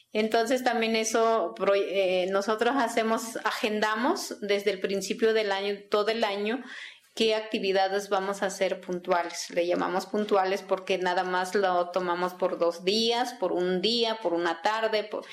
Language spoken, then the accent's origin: Spanish; Aguacatenango, Chiapas, Mexico; first language Tzeltal; Spanish is a second language; also born or lived in San Cristóbal de las Casas; Yo soy originaria de Aguacatenango, municipio de Venustiano Carranza